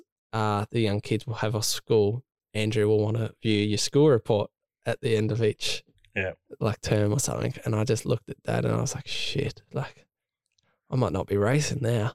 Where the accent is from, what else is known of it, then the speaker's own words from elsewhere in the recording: Tasmania, Australia; moved away as an adult; now in Sydney, Australia; Growing up in Tassie